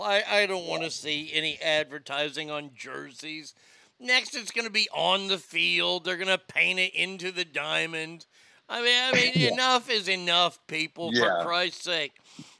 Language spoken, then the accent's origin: English; Texas, United States; I grew up in Texas, where high school football is king.